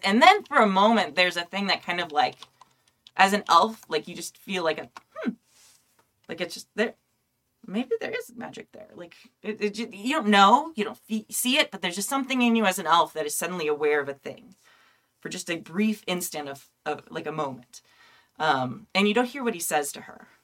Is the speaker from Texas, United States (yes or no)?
no; California, United States; I'm Californian